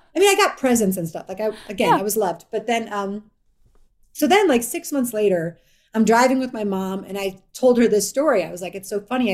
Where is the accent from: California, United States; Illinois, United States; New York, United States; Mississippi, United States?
Illinois, United States; Evanston; moved away; I'm from Evanston, Illinois